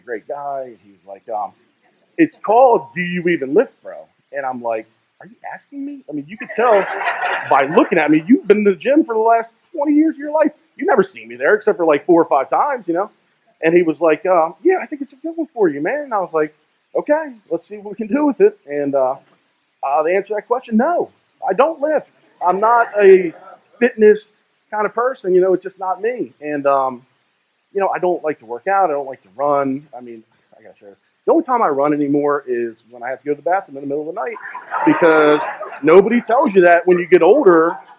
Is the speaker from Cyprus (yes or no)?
no; Greenbelt, Maryland, United States; I was born in Greenbelt, Maryland, and it's a little suburb outside of Washington, D.C.